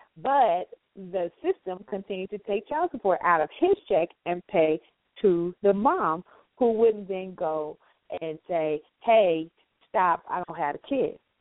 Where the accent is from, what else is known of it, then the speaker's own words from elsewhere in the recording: the South, United States; accent: southern; I'm southern and my accent is a lot stronger sometimes with certain words